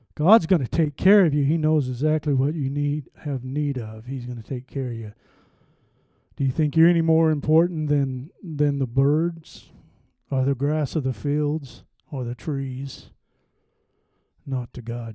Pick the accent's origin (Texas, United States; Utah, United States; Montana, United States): Montana, United States; I'm from the West. Don't hold that for, against me. I'm from Montana.